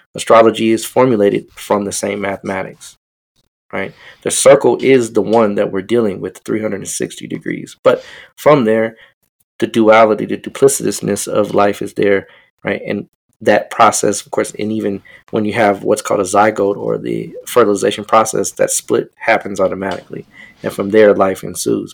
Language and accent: English; Denver, Colorado, United States; I'm from Denver